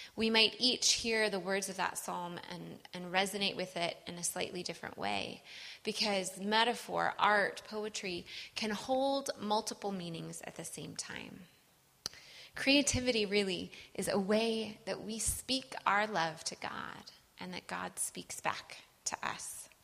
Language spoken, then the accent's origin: English; Wisconsin, United States; I'm from Wisconsin